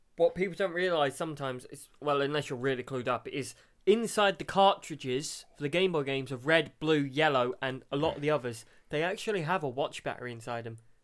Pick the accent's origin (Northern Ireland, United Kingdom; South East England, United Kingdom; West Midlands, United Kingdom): South East England, United Kingdom; Brighton; I'm from Brighton, gay capital of Europe.